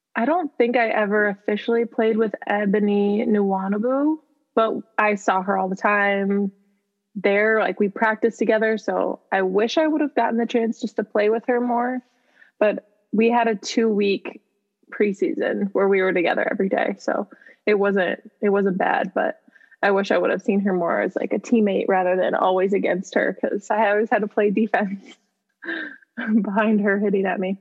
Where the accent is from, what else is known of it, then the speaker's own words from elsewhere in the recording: Midwest, United States; moved away; I'm from the Midwest.